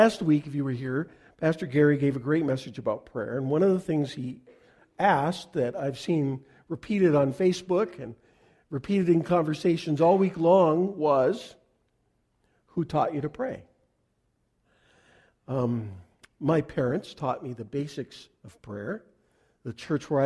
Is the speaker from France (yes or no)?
no; Canada; I'm a Canadian